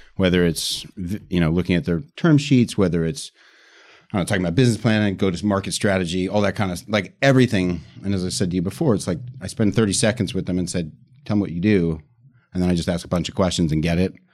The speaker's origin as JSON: {"language": "English", "country": "United States", "moved": "as an adult", "lives_now": "United Kingdom", "said": "I'm American, but I've been in the U K"}